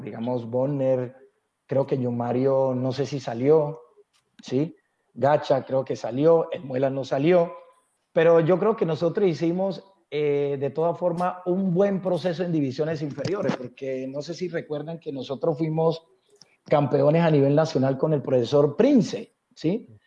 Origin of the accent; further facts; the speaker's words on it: Buenaventura, Valle del Cauca, Colombia; moved away; also born or lived in Bogotá; yo nací en Buenaventura, que la amo, pero Bogotá, eh, yo le debo mucho, parte de la educación